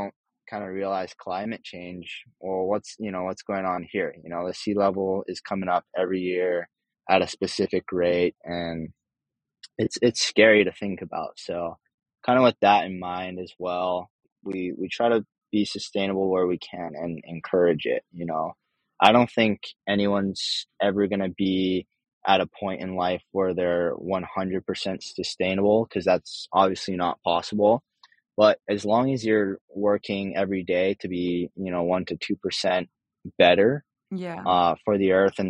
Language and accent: English; Hawaii, United States; growing up in Hawaii, and spending a lot of our time around the ocean